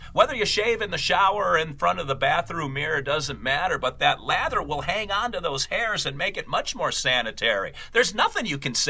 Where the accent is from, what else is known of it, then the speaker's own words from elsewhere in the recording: Philippines; I'm Filipino, so a close shave, not a close shave, isn't as relevant for me.